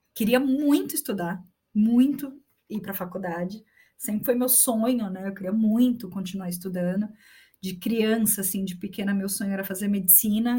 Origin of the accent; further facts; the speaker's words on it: São Paulo, Brazil; moved away as an adult; also born or lived in Osasco; now in Santiago, Chile; Nascida e criada em São Paulo e vivi minha vida inteira em São Paulo antes de vir